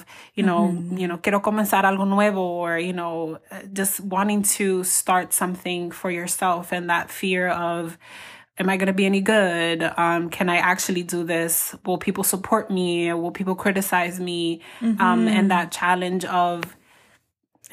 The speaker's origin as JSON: {"language": "English", "town": "New York City", "region": "New York", "country": "United States", "tie": "born or raised there", "moved": "yes", "said": "we grew up together when we lived in New York City"}